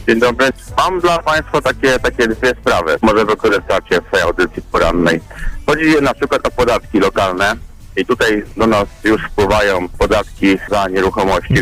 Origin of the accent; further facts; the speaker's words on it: Piotrków Trybunalski, Łódź Voivodeship, Poland; u nas w Piotrkowie